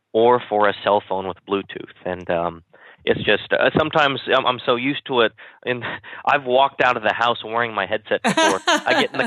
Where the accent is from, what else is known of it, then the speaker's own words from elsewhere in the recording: Kansas, United States; when I was young, I grew up in Kansas